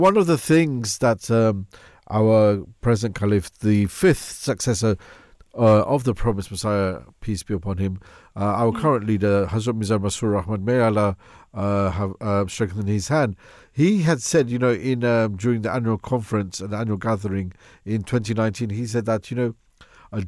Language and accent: English; Mauritius; we're from Mauritius, so it's a beautiful tropical country